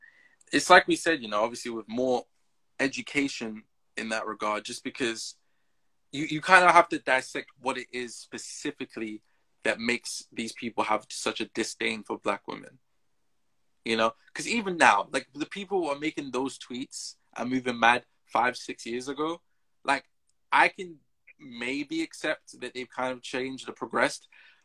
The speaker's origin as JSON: {"language": "English", "country": "Jamaica", "tie": "born or raised there", "said": "Just because you just know, when I, growing up in Jamaica, I got into a fight as well over this same issue."}